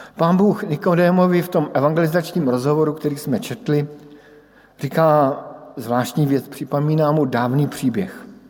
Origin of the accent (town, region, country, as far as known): Brno, South Moravian Region, Czechia; born or raised there; moved away as an adult